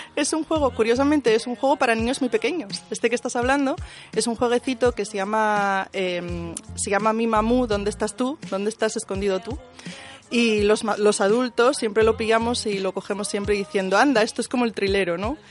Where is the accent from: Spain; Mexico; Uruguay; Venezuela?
Spain; Asturias; Somos de Asturias, pero trabajamos en Internet